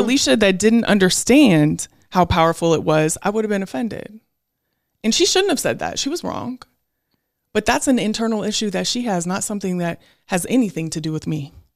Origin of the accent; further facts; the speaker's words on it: Portland, Oregon, United States; also born or lived in Beaverton, Oregon; I went from growing up in Portland, Oregon, where I was in a community of all black people in Northeast Portland to when my parents got divorced, going to Beaverton, Oregon